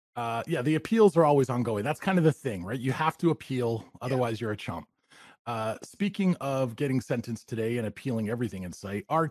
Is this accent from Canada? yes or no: yes; Canada; we're up in Canada. I am Canadian